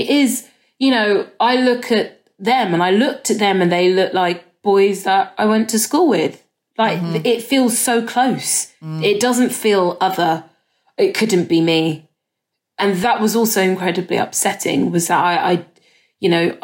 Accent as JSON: {"language": "English", "country": "United Kingdom", "tie": "born or raised there", "said": "being born here and being a Brit, but then also the very cultural expectations of you from your parents, my parents being Nigerian"}